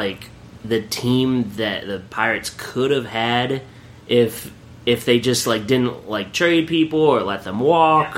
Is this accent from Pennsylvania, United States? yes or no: yes; Williamsport, Pennsylvania, United States; You and I are from the same hometown, kind of, sort of. Yeah, you went to my rival high school